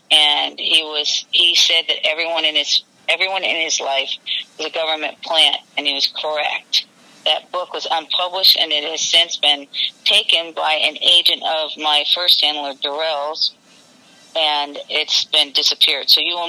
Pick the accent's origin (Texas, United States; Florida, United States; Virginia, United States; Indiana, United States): Florida, United States; North Miami Beach; also born or lived in Hollywood, Florida; Yes, I was raised in Miami. So I was born in Hollywood, Florida. I was born at Hollywood Memorial Hospital, and I was raised in Ives Estates, which is in North Miami Beach, which is considered Miami, Florida.